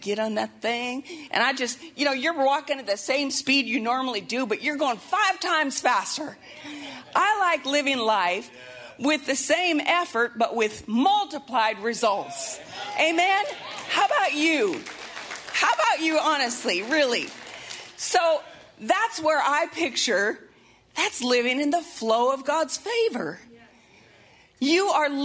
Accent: Montana, United States; moved away; I'm from Montana, and so, you know, everything was outdoorsy, and back in high school and college, we'd be floating rivers all the time

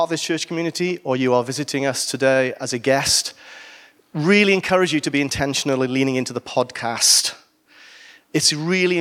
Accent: Wales, United Kingdom; I'm Welsh

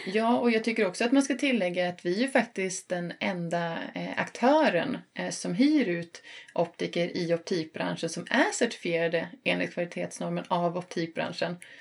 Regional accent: Sunne, Värmland, Sweden; also born or lived in northern Sweden / southern Sweden; now in Stockholm, Sweden; Jag är från eh, Sunne i eh, Värmland som ligger 6 mil norr om Karlstad

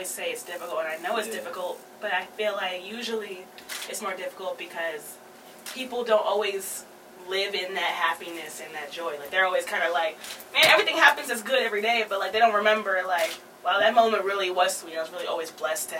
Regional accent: New York, United States; Me and my co-hosts are from New York

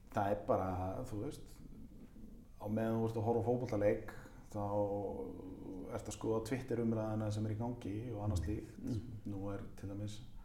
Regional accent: Mosfellsbær, Capital Region, Iceland; Afturvelding mitt, eh, mitt lið í mínum heimabæi

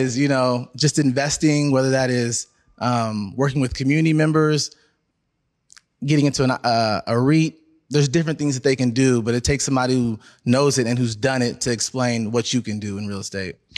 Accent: Seattle, Washington, United States; I'm born and raised in Seattle, so Seattle

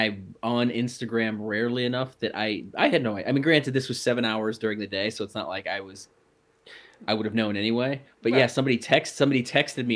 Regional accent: United States; I'm an American

